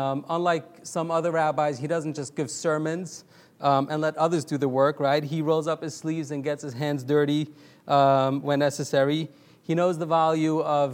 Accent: New York City, New York, United States; So I grew up in Borough Park. It's a Hasidic neighborhood in Brooklyn, New York

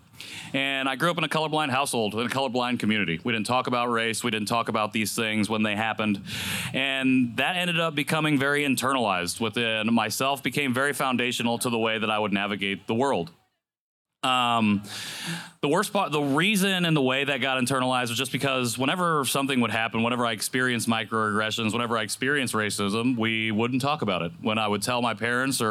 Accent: Rensselaer, Indiana, United States; also born or lived in Korea / Chicago; I grew up in a small town called Rensselaer.

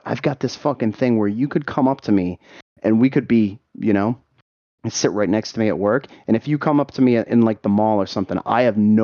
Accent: Boston, Massachusetts, United States; I'm from Boston

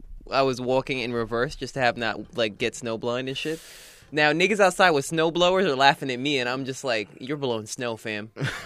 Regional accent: New York, United States; I'm a New Yorker

